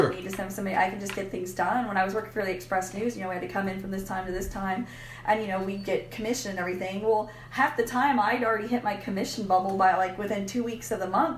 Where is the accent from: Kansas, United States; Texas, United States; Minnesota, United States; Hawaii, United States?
Texas, United States; Austin; also born or lived in Peoria, Illinois / Cedar Park; we moved up to Austin when I was about five